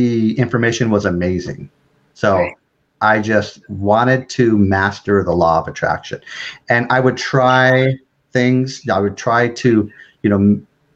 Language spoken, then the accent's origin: English; San Francisco, California, United States; also born or lived in San Bruno; I'm born and raised in San Francisco